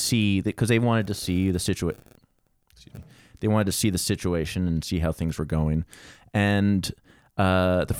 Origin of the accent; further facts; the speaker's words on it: Virginia, United States; moved away as an adult; now in California, United States; I was the first of my family to move that far away because I'm from Virginia, and I drove out here on a whim when I was offered a job